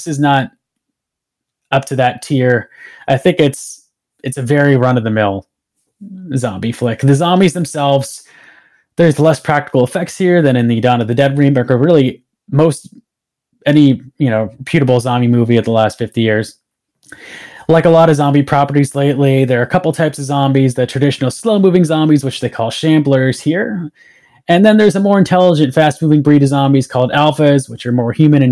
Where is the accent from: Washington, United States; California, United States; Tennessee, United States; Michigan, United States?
California, United States; Southern; I grew up out here in Southern California